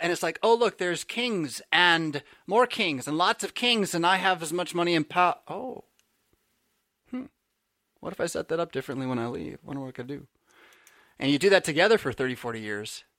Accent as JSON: {"language": "English", "town": "San Diego", "region": "California", "country": "United States", "tie": "born or raised there", "also_born_or_lived": "New Jersey", "moved": "as an adult", "said": "I grew up in San Diego"}